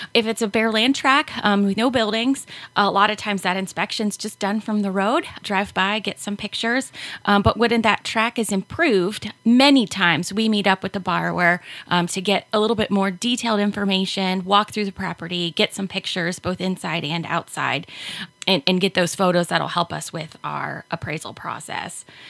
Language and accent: English; Hancock County, just south of Findlay, Ohio, United States; now in Van Wert, United States; I grew up in Hancock County, just south of Findlay, um, small farm, and I currently live um, here in Van Wert